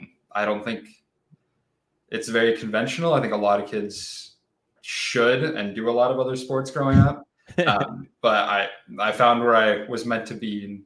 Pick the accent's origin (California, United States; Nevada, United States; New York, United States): California, United States; Just born and raised in California.